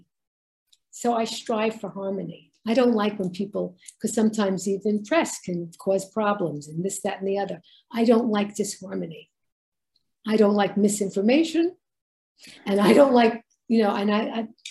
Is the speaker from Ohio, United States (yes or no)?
no; New York City, New York, United States; growing up in Brooklyn, it was such a melting pot